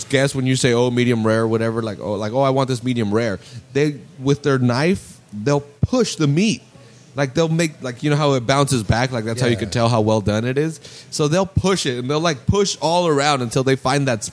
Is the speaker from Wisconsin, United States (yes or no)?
no; Salinas, California, United States; we're all from Salinas